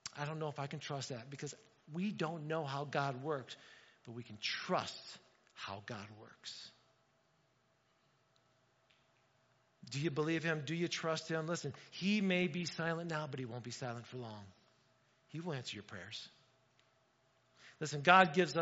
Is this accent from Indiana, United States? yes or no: yes; Indiana, United States; moved away; I grew up in Indiana